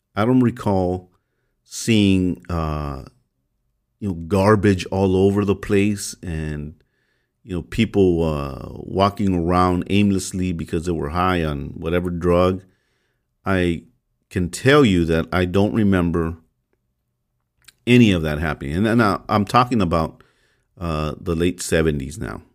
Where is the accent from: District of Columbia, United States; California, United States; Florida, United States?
California, United States; Los Angeles; I grew up in the MacArthur Park area uh, very early on, and we moved around, but mostly it was around the MacArthur Park